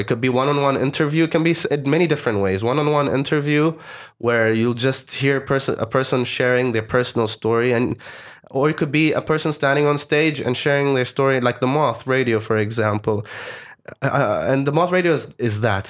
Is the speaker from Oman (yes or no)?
yes; Oman; also born or lived in Malaysia / United Kingdom; I'm from Oman